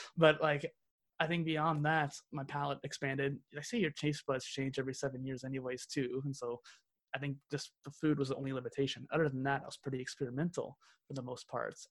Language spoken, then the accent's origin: English; central Missouri, United States; I'm from the Midwest of the Midwest, so basically central Missouri